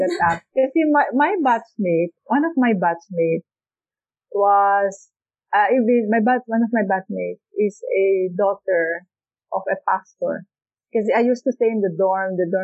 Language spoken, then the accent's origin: English; Philippines; moved away as an adult; also born or lived in Hong Kong